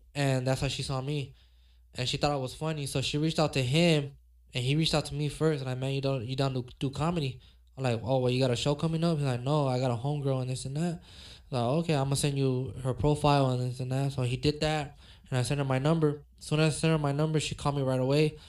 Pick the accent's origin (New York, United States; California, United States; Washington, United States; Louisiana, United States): California, United States; Los Angeles; me growing up in South Central